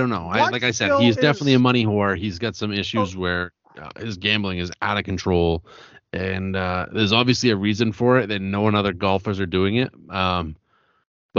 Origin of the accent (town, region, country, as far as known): New England, United States